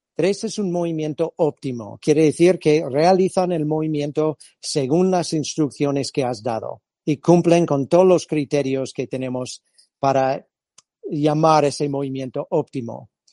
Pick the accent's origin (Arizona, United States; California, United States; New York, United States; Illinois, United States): California, United States; Spanish is a second language; moved away as an adult; also born or lived in Madrid, Spain; now in Spain; yo soy de origen californiano